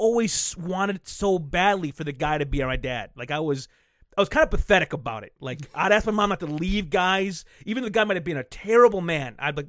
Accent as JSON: {"language": "English", "town": "Flint", "region": "Michigan", "country": "United States", "tie": "born or raised there", "said": "we grew up in Flint our whole lives."}